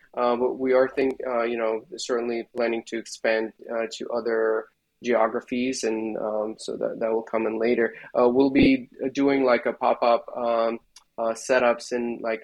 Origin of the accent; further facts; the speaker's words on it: Belarus; moved away as an adult; now in San Francisco Bay Area, United States; at the university in belarus where i left my hometown and uh, went to study at the university there